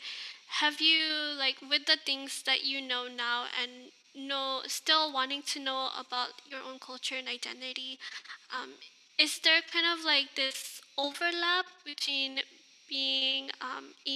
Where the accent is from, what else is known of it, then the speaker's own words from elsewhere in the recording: Hawaii, United States; Growing up in Hawaii